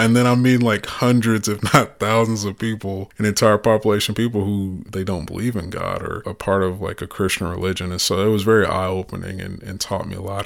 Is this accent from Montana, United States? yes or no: no; the Black Belt, Alabama, United States; moved away; I'm from the Black Belt, and, and the, they call it the Bible Belt too.